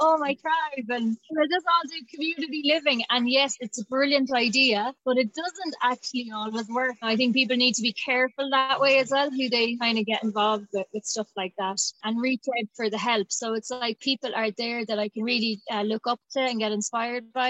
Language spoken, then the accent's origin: English; Tipperary, Munster, Ireland; also born or lived in Dublin; I am from the country and I am from Tipperary and I grew up on a farm.